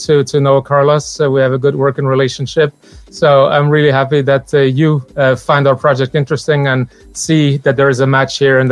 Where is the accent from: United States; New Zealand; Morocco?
Morocco; moved away; also born or lived in Benin; I grew up in Morocco